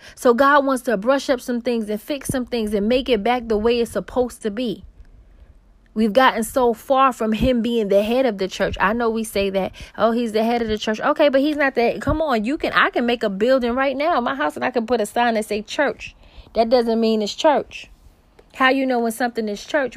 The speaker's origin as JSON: {"language": "English", "town": "New York City", "region": "New York", "country": "United States", "said": "I'm originally from Queens, New York"}